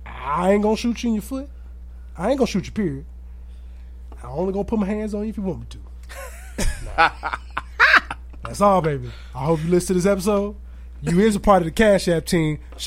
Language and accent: English; Aurora, United States; born there; I was born on March 2nd, 1989 in Mercy Hospital.